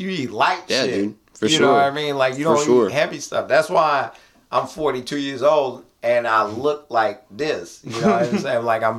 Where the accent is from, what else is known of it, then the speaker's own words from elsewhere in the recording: Bronx, New York, United States; born there; I was born in the Bronx. I was born in New York.